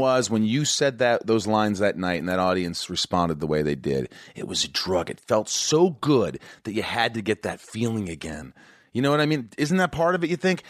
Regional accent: Indiana, United States; moved away; where I grew up in Indiana

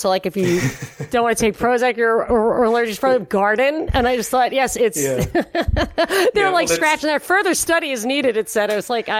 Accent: New York, United States; when I was growing up in New York, upstate New York, and from Rockland County.

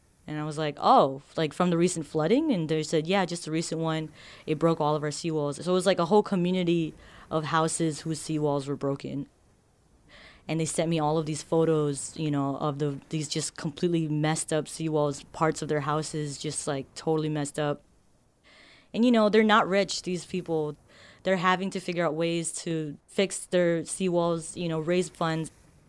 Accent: Marshall Islands

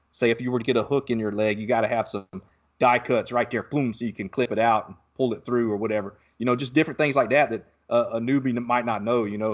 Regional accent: Southeast Georgia, United States; now in Texas, United States; I grew up in Southeast Georgia

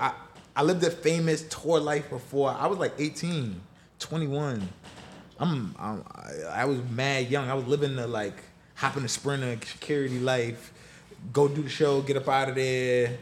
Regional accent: New York City, New York, United States; I'm from Queens. Shout out to Far Rock. I'm from Far Rockaway, but I was the first dancer from Queens

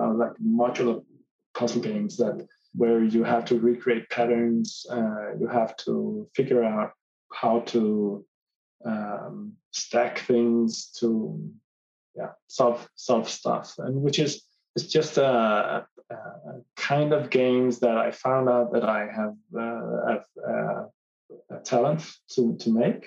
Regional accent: Copenhagen, Capital Region of Denmark, Denmark; I am from Copenhagen in Denmark in Europe

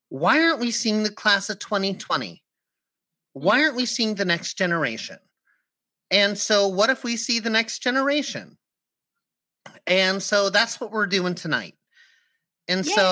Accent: Boston, Massachusetts, United States; moved away; also born or lived in New York; I am originally from Boston, Massachusetts.

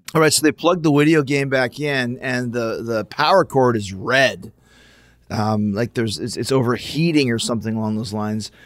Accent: Canada; we're all Canadian

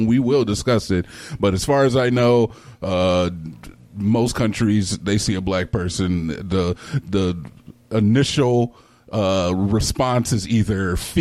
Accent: United States; we are American

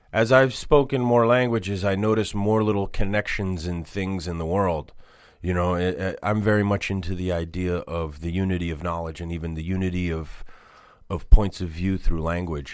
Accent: Boston, Massachusetts, United States; I grew up in Boston.

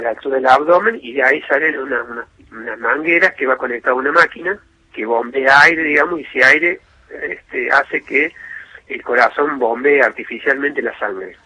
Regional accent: Córdoba, Argentina; nosotros somos de Córdoba

